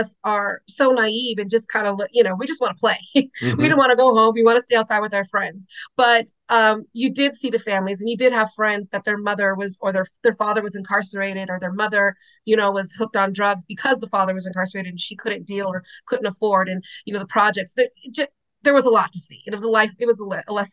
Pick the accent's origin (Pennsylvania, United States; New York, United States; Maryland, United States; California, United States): California, United States; Los Angeles; I was born in Los Angeles, you know, a tougher area